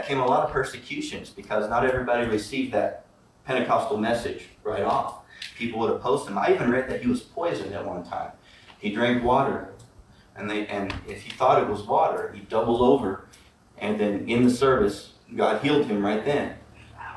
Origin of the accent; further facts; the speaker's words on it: Midwest, United States; I grew up in the Midwest